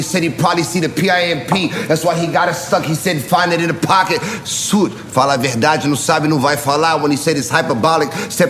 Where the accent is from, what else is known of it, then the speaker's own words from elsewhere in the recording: Orlando, Florida, United States; also born or lived in Brazil; I was born in Brazil, and I grew up in Orlando